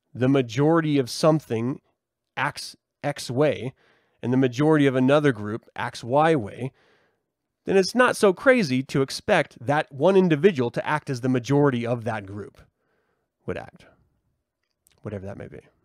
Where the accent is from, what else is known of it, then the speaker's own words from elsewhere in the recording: United States; we as a culture, as an American society